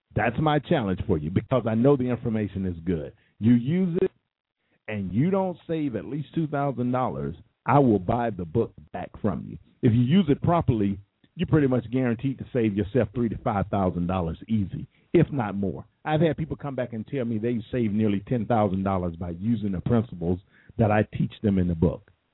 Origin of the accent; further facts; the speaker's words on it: United States; I was born I I was born in America. I was born and bred.